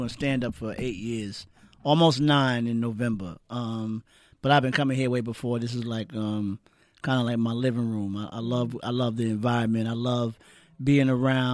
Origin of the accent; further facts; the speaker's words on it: New York, United States; I'm from New York